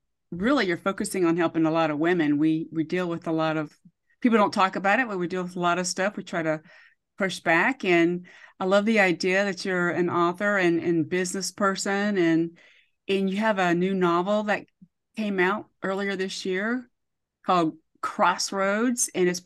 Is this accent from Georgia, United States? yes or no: yes; Georgia, United States; I was raised in Georgia, even though I'm a military brat.